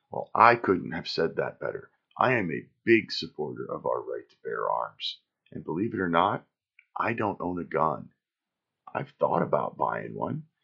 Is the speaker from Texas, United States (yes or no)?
no; Watkins Glen, New York, United States; born there; also born or lived in California / Florida / Pennsylvania; I was born in Watkins Glen, New York lived in New York, California, Florida, and Pennsylvania before I graduated high school.